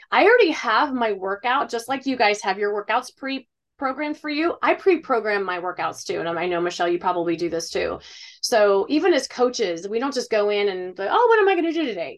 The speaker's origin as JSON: {"language": "English", "region": "Ohio", "country": "United States", "said": "I'm from Ohio"}